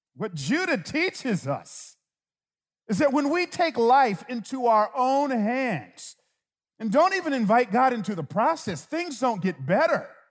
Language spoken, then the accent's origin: English; Atlanta, Georgia, United States; I grew up in Atlanta.